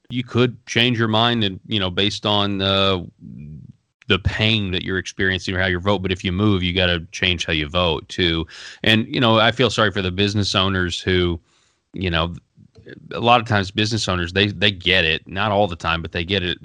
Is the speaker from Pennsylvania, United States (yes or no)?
no; Arkansas, United States; I'm from Arkansas